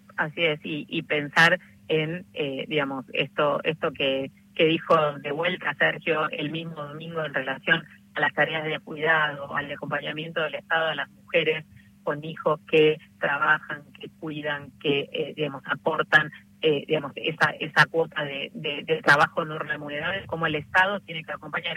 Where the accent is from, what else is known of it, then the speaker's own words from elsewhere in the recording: Argentina; como trabajadora de salud, como argentina